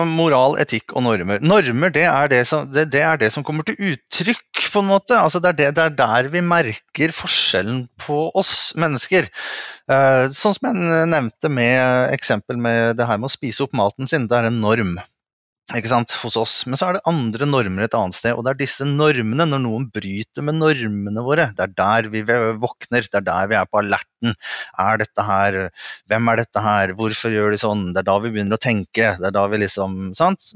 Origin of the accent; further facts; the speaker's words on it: Norway; vi i Norge